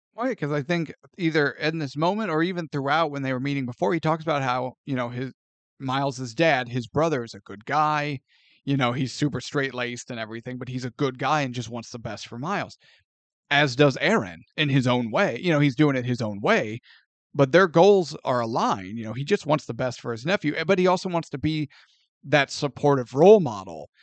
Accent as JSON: {"language": "English", "town": "St. Louis", "region": "Missouri", "country": "United States", "tie": "born or raised there", "said": "growing up in Saint Louis"}